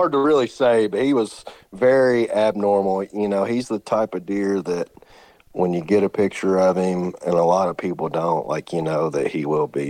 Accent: Kentucky, United States; So I'm born and raised in Western Kentucky. It's the only place I've ever been.

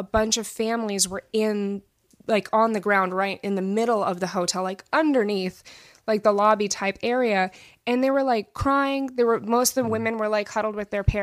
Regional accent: New Mexico, United States; I grew up in New Mexico, and we have white sands out there

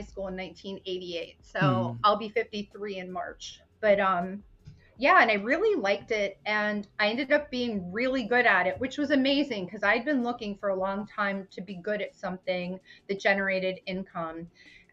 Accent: Pennsylvania, United States; also born or lived in Brooklyn, New York (family); I grew up in Pennsylvania

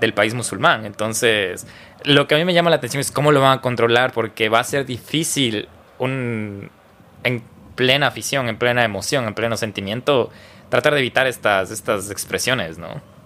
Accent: Ecuador; como ecuatorianos

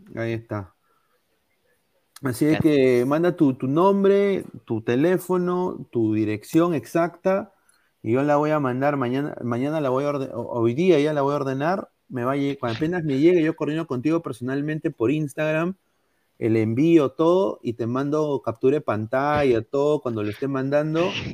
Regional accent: Peru; now in United States; yo soy peruano, este es mi DNI

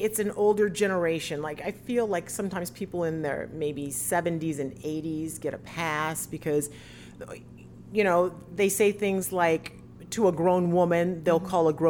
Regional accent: South Carolina, United States; now in Florida, United States; I'm from South Carolina

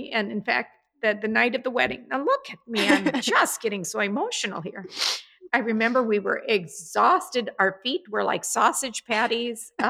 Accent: New York City, New York, United States; I am a New Yorker. I saw a rat.

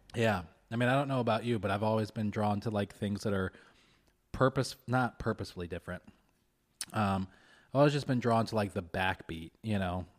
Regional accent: Kentucky, United States; moved away; I grew up in Kentucky

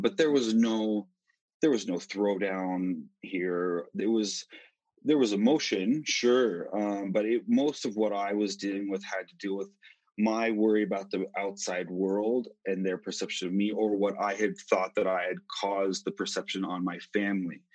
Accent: Utah, United States; moved away as an adult; also born or lived in Colorado; originally from Utah, which is actually where I'm at right now. Um, I'm in my parents' home, the home that I grew up in.

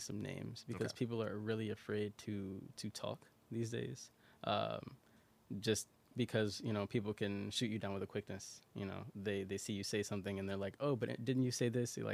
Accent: Chicago, Illinois, United States; I'm from Marquette Park, so okay. Southwest Side

